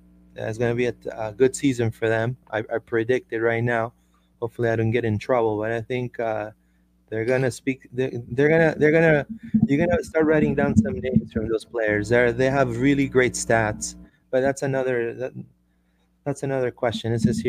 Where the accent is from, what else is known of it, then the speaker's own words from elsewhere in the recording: Orlando, Florida, United States; I'm a UCF grad. You know, I grew up in Orlando all my life